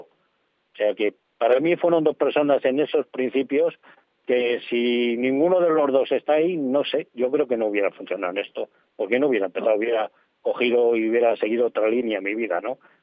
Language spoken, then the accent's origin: Spanish; Soria, Castile and León, Spain; siendo de Soria